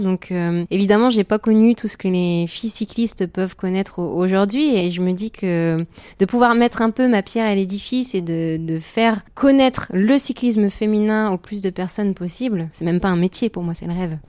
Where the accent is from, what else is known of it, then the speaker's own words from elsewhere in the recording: Ch'ti, Hauts-de-France, France; c'était dans le nord, donc moi je suis une ch'ti, il y avait toute ma famille